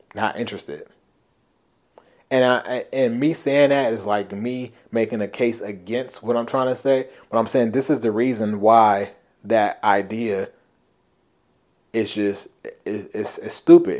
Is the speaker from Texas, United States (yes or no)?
no; Compton, California, United States; When I was young, um, growing up in Compton